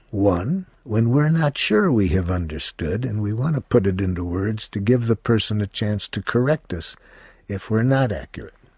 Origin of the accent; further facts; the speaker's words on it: United States; I was from the United States